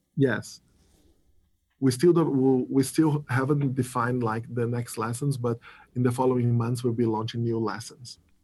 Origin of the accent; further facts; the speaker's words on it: Brazil; I'm from Brazil